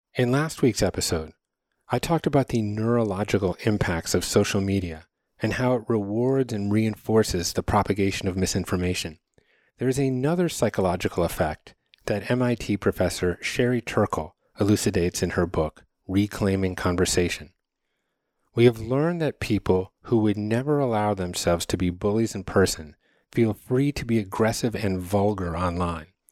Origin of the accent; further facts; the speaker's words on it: Connecticut, United States; growing up in Connecticut, my family rented a house every summer in Grafton, Vermont